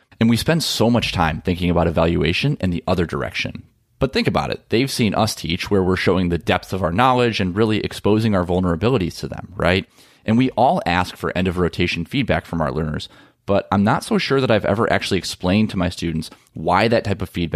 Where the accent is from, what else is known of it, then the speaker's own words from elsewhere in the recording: Midwest, United States; a couple of corn-fed Midwesterners like us